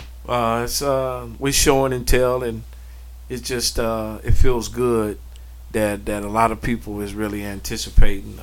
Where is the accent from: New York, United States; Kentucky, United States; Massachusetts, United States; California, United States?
California, United States; Pomona; moved away as an adult; now in Seattle, United States; no matter where I move, I'm from Pomona, California